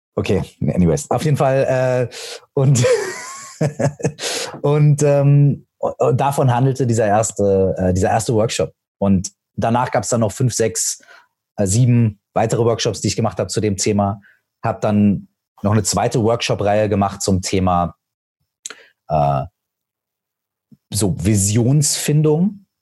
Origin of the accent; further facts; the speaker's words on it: Minden, North Rhine-Westphalia, Germany; meiner Heimatstadt, aus Minden